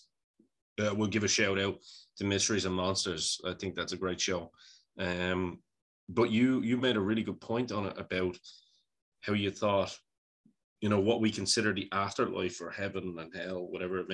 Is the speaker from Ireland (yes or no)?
yes; Ireland; I'm a pagan, being an Irishman